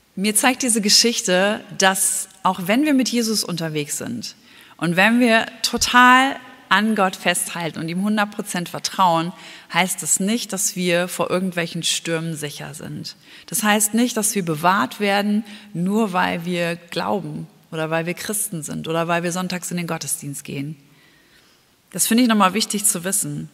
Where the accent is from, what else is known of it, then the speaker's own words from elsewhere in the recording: Germany; bei uns in Deutschland